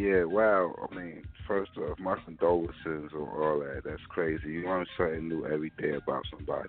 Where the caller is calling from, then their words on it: Brooklyn, New York, United States; I'm calling from Brooklyn, New York.